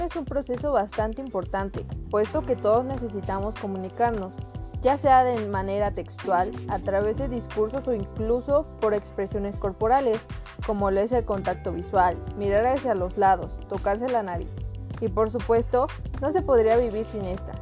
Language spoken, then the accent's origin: Spanish; Mexico; más en el caso de nosotros como mexicanos